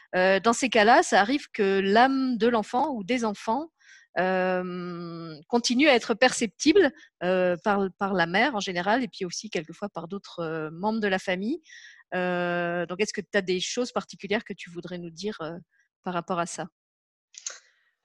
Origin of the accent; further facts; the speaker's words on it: Lorraine, Grand Est, France; now in Luxembourg; j'habite au Luxembourg et puis je suis née en, en Lorraine